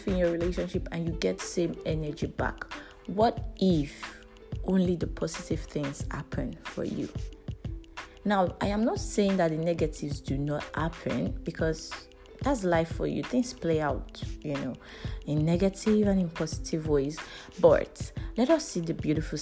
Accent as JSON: {"language": "English", "country": "Nigeria", "said": "As a Nigerian, we live a life of risks every day"}